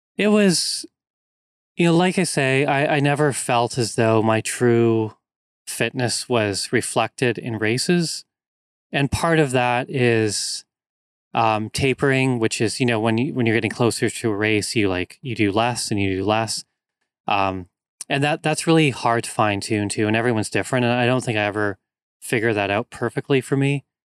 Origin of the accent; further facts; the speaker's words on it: North Vancouver, British Columbia, Canada; moved away as an adult; also born or lived in Victoria, British Columbia; I grew up in North Vancouver, which is a very wooded area, lots of trails, hills, mountains